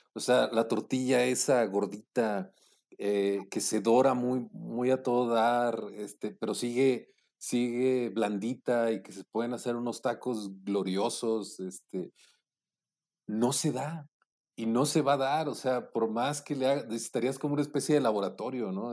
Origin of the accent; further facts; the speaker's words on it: Monclova, Coahuila, Mexico; also born or lived in Mexico City; now in Puebla, Mexico; cuando me fui del, de, de Monclova a, a la Ciudad de México